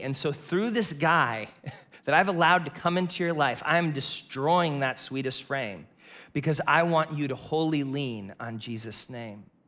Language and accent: English; Northeast Ohio, United States; I grew up in Northeast Ohio with two parents